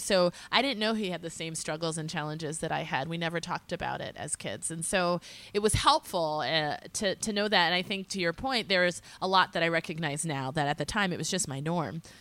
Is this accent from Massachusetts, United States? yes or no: yes; small town north of Boston, Massachusetts, United States; also born or lived in Philadelphia / upstate New York; I lived in a small town, uh, forty-five minutes north of Boston, so I grew up in a smaller community